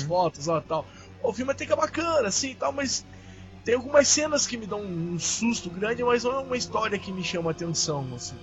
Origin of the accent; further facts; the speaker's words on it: Curitiba, Paraná, Brazil; eu sou de Curitiba, mas minha família é de Santa Catarina